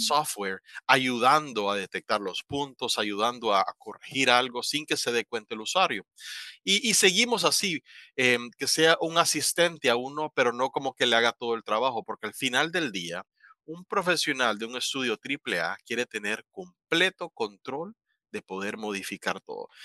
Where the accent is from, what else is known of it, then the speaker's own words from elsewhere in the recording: La Ceiba, Atlántida, Honduras; moved away as an adult; also born or lived in Tegucigalpa, Honduras; now in Taiwan; yo soy hondureño oriundo de La Ceiba.